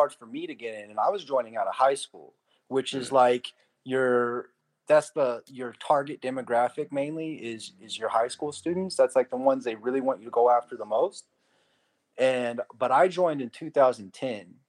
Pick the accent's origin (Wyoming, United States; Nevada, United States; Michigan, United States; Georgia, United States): Nevada, United States; Pahrump; moved away as an adult; also born or lived in San Diego; I grew up in a town about an hour outside of Vegas called Pahrump